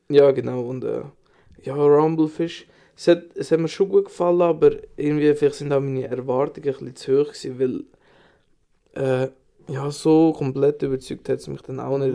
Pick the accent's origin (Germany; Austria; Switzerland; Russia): Switzerland; bei uns in der Schweiz